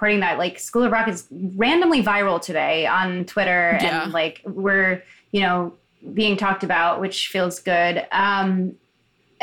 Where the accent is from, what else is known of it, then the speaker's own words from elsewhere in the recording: Chicago, Illinois, United States; I grew up in Chicago in like the predominantly like gay and queer neighborhood.